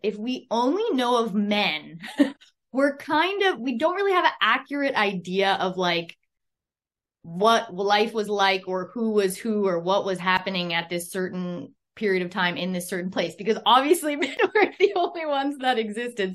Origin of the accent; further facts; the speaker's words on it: Canada; I'm a Canadian